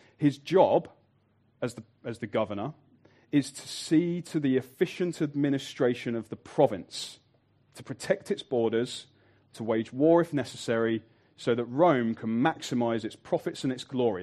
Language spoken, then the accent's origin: English; Birmingham, West Midlands, United Kingdom; I'm from Birmingham